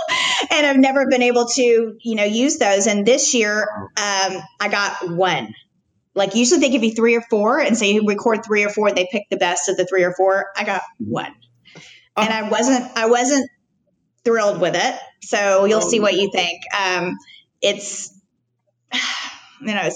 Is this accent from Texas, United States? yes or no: yes; Highland Park, Texas, United States; also born or lived in Washington; was born in Highland Park, not Fair Park